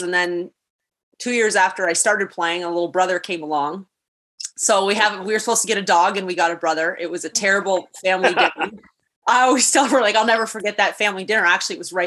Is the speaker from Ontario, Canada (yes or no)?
yes; Niagara Falls, Ontario, Canada; I've had a newfound appreciation for the beauty of my hometown